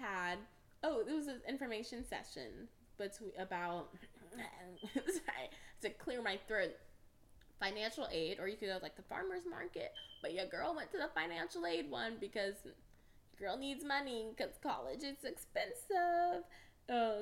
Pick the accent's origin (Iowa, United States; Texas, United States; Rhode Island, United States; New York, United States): Texas, United States; Houston; I'm from Houston, Texas